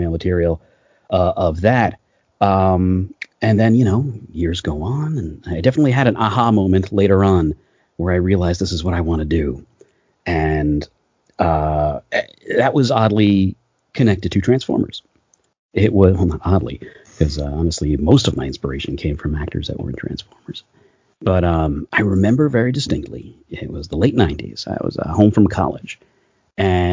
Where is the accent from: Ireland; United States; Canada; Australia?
United States; New York City, New York; moved away as an adult; also born or lived in Astoria, Queens / Forest Hills, Queens; now in Burbank, United States; I grew up in Queens, New York, right around the Flushing area of Queens